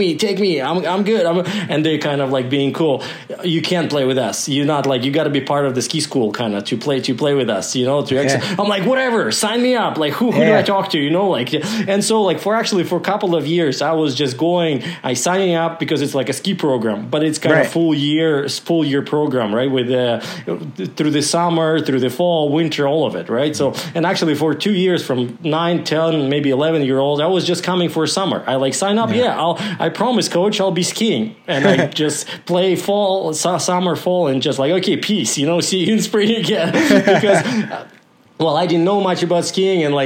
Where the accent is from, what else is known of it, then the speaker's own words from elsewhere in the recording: Kozhva, Komi Republic, Russia; English is a second language; moved away as an adult; now in Alberta, Canada; I was born in a little village called Kozhva. So it's Kozhva.